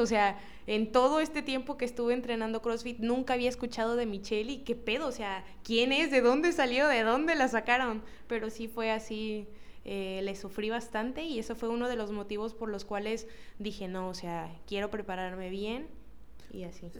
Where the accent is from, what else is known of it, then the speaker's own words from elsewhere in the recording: Cosamaloapan, Veracruz, Mexico; yo soy de Cosamaloapan